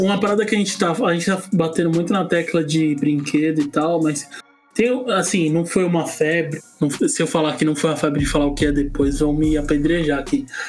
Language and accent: Portuguese; São Paulo, Brazil; na minha quebrada na, na Vila Ema, na Zona Leste